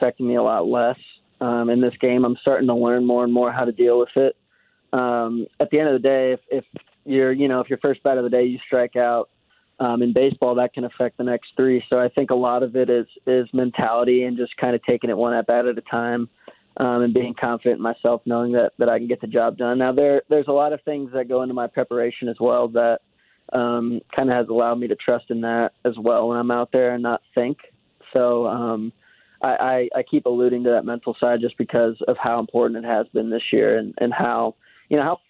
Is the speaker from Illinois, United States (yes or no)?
yes; Swansea, Illinois, United States; I'm actually from a small town on the east side of the Mississippi River, right outside St. Louis, called Swansea, Illinois.